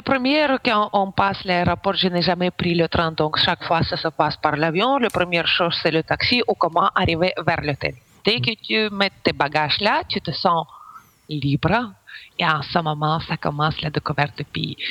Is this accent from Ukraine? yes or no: yes; Ukraine; French is a second language; moved away as an adult; now in Belgium